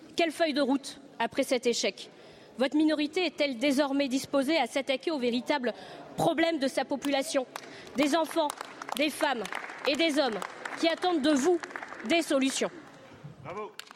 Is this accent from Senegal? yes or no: no; Réunion; Chez moi, à La Réunion